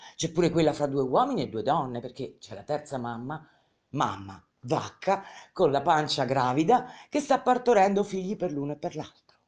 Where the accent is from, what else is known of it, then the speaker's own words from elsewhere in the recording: Rome, Lazio, Italy; nata a Roma quel giorno, in quella clinica, battezzata in quella clinica